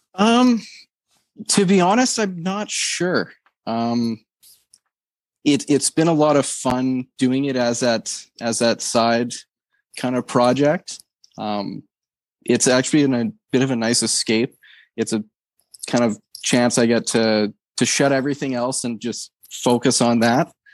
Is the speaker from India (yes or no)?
no; Canada; as a Canadian